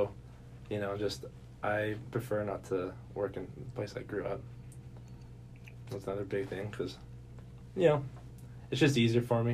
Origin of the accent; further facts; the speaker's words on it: Santa Maria, California, United States; moved away as an adult; now in Lompoc, United States; I grew up in Santa Maria